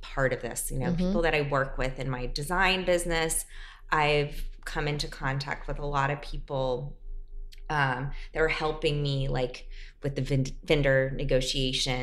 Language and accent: English; South Carolina, United States; born or raised there; also born or lived in New Orleans, Louisiana; now in New York, United States